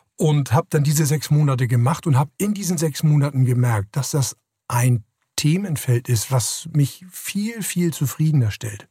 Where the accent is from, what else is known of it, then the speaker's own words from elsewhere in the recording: Hamburg, Germany; ich komme aus Hamburg, bin in Hamburg groß geworden, habe die ersten 21 Jahre meines Lebens hier verbracht